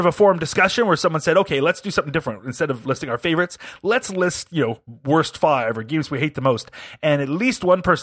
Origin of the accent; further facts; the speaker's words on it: United Kingdom; as a Brit